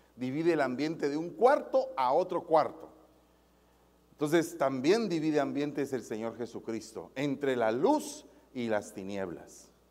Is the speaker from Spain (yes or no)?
no; Guatemala; en mi país los semáforos no están muy computarizados, que digamos, en Guatemala.